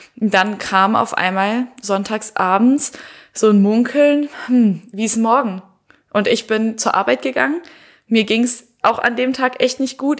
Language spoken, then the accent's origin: German; Heinsberg, North Rhine-Westphalia, Germany; ich komme sogar noch aus Heinsberg